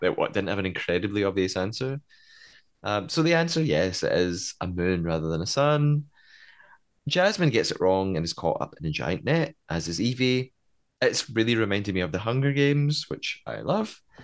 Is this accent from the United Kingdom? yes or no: yes; Scotland, United Kingdom; I'm Scottish